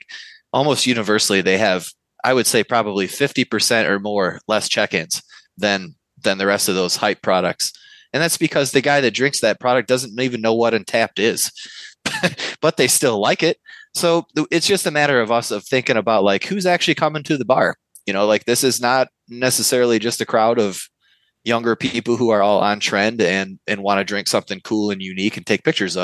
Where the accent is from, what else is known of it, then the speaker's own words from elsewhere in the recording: Novi, Michigan, United States; I was a slightly more advanced home brewer who thought it would be a cool idea to open a brewery in my hometown because we didn't have one